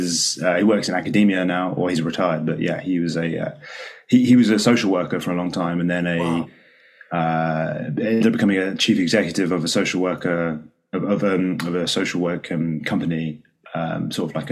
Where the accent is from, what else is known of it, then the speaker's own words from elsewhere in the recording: London, United Kingdom; I grew up in like in between East London and North London, largely.